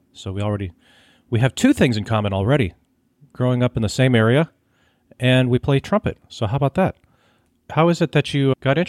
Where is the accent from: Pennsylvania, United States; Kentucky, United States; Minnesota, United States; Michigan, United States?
Minnesota, United States; I grew up in Minnesota